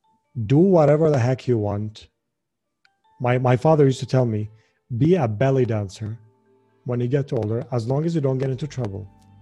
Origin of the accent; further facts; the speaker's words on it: Jordan; well, you know, I kind of believe that it's actually a good thing that Jordan is like